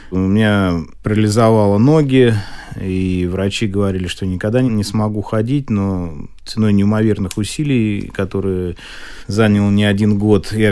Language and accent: Russian; Moscow, Russia; я родился в Москве, мама госслужащий была, папа конструктор-изобретатель.